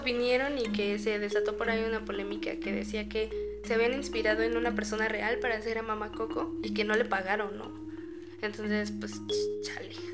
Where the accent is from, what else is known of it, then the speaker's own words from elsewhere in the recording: Lerma, State of Mexico, Mexico; mi infancia la pasé en Lerma